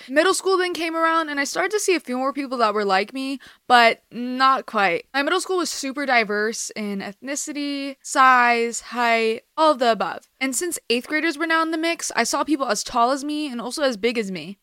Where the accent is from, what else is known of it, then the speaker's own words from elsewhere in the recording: Los Angeles, California, United States; also born or lived in Iran (ancestry); I'm Iranian American, I've lived in America my whole life, but I'm Persian. More specifically in the L A area